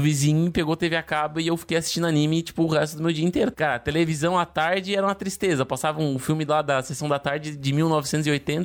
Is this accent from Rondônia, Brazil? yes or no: no; town on the Brazil–Uruguay border, Rio Grande do Sul, Brazil; moved away; minha cidade natal, onde eu cresci